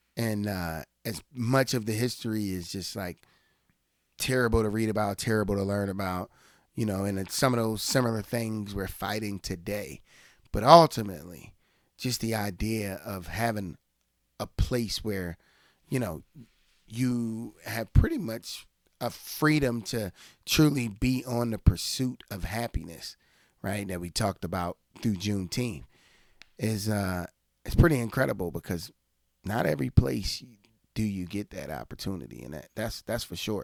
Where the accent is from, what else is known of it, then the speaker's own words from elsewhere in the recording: United States; me as an American